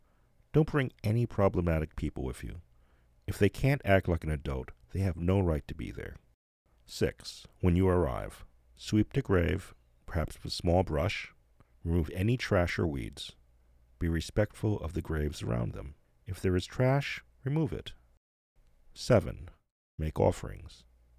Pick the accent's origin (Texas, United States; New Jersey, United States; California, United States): New Jersey, United States; reminded me of the neighborhood I grew up in New Jersey.